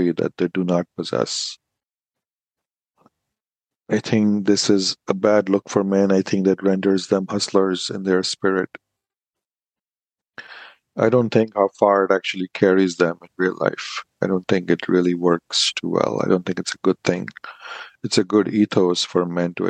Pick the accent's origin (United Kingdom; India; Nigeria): India; Being an Indian man